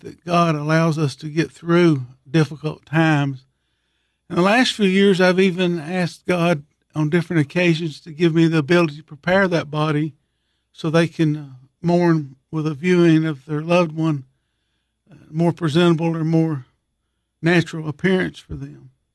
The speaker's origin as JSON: {"language": "English", "town": "Monterey", "region": "Tennessee", "country": "United States", "tie": "born or raised there", "said": "I grew up in Monterey my whole life other than when I was in school"}